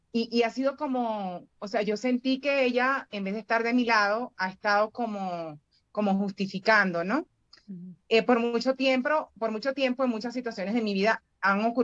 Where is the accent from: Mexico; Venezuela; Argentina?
Venezuela; now in Bogotá, Colombia; Venezolana, pero estoy en Bogotá.